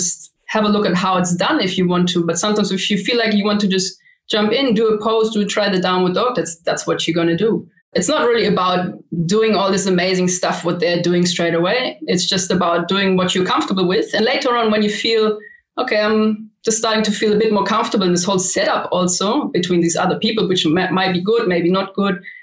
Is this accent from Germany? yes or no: yes; Germany; moved away as an adult; also born or lived in Vienna, Austria; now in Australia; But before I came to Australia, I grew up in Germany